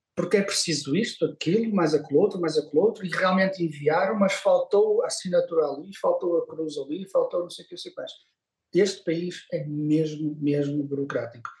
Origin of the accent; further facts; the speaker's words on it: Porto, Norte, Portugal; eu sim, sou do Porto, com muito orgulho, sou muito, sou, sou portuense, adoro esta cidade